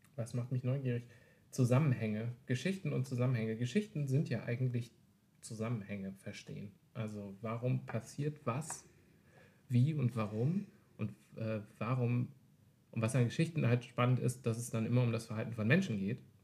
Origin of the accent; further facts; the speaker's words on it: Wolfhagen, Hesse, Germany; Ich komme aus äh, dem wunderschönen nordhessischen Städtchen Wolfhagen.